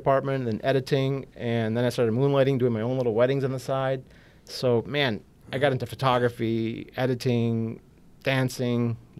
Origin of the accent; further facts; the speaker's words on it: Detroit, Michigan, United States; born and raised in Detroit.